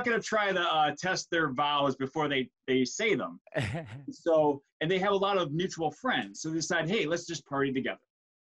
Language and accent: English; Flint, Michigan, United States; moved away; So I grew up in the state of Michigan. So if you're familiar with United States geography, it's the state that looks like a mitten.